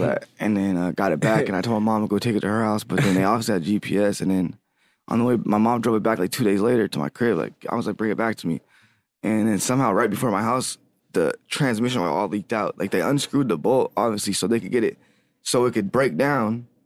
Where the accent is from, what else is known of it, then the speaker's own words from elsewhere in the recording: Lancaster, California, United States; now in Los Angeles, United States; I'm from Lancaster, California. Well, I live in L A now. I moved out to Lancaster mostly. I was raised there